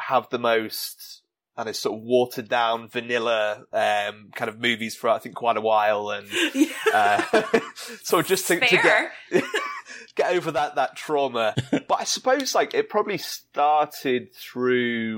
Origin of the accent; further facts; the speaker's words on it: England, United Kingdom; overcast day, which where I'm from in England often is